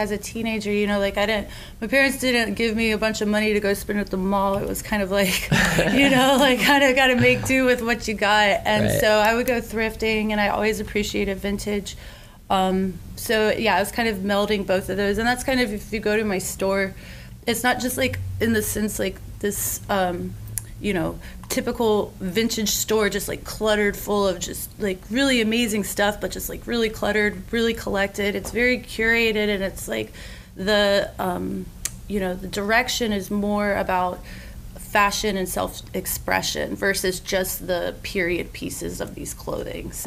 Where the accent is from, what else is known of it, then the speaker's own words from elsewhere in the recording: Gainesville, Florida, United States; also born or lived in Asheville, North Carolina; I grew up in Gainesville.